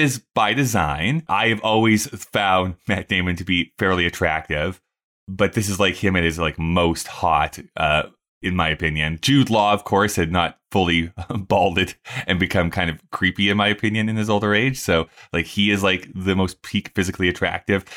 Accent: Rocky Mountain House, Alberta, Canada; also born or lived in Red Deer; all these places I grew up in, Rocky Mountain House and Red Deer

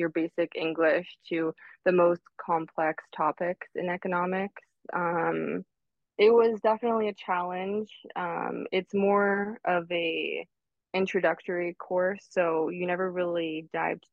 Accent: Toronto, Ontario, Canada; I was born and raised in Toronto, Ontario

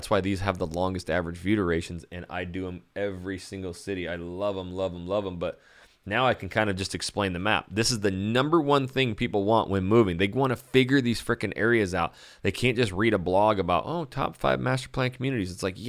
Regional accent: California, United States; You know, we come from California and never, you know, everybody looks at it as a beach town, but we do have a lot of trees.

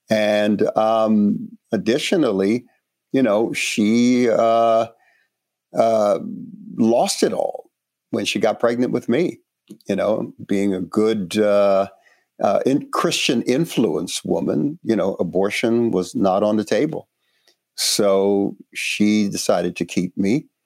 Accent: Panama; born there; So, personally, I was born in Panama, and uh, my father was a white Spaniard, my mother, a uh, black woman descendant of Africans who came uh, to the Caribbean, uh, came to Panama.

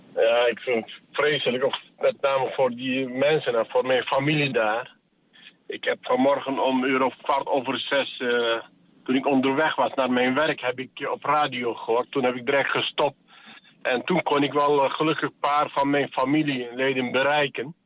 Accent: Antakya, Hatay, Turkey; now in Netherlands; dat is mijn geboortestad

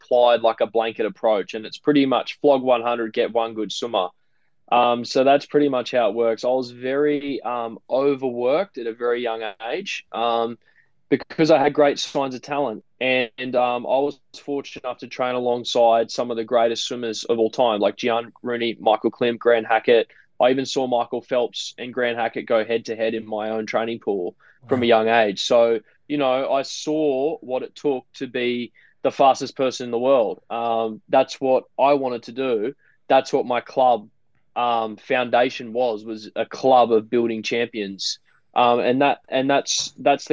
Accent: Gold Coast, Queensland, Australia; also born or lived in Baulkham Hills, Sydney, New South Wales; my family took the leap of faith, I guess, or the risk factor of moving to the Gold Coast when I was 6 months old

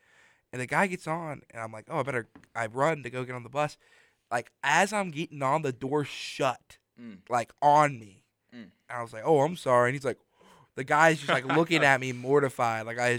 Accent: Mobile, Alabama, United States; We are not that far from the rainiest city in the United States, Mobile, my hometown.

